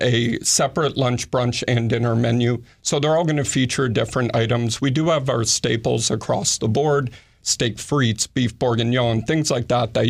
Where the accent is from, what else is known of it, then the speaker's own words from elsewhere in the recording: New York, United States; born there; also born or lived in Carrollton, Georgia; So I was born in New York, but I got my start in the industry in a tiny town called Carrollton, Georgia.